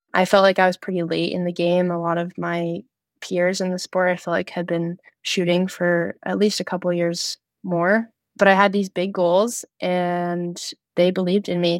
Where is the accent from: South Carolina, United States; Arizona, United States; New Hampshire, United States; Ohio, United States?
New Hampshire, United States; Jackson; Jackson Nordic Center, which is my hometown Nordic Center